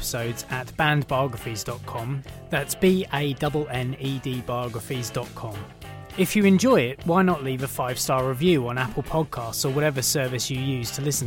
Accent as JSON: {"language": "English", "area": "Maidstone Medway area of Kent", "region": "South East England", "country": "United Kingdom", "accent": "estuary", "said": "we're from the Maidstone Medway area of Kent, we both get a bit estuary with our accents"}